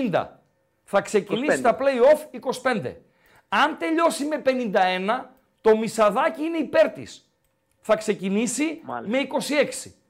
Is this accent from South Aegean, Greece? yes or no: no; Kastoria, Western Macedonia, Greece; now in Thessaloniki, Greece; Όχι, από εκεί είμαι, από Καστοριά παίρνω.